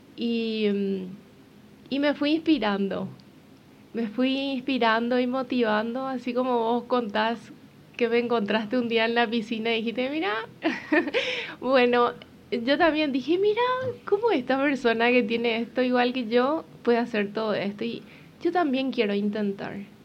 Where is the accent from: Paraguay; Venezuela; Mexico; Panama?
Paraguay; moved away as an adult; now in Uruguay; yo soy paraguaya